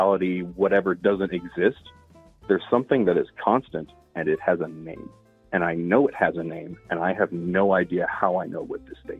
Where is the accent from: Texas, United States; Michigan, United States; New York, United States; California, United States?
Texas, United States; I grew up in Texas